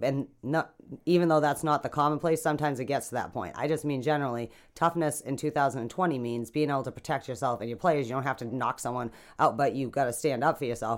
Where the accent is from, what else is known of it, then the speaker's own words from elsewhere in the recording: United States; I'm American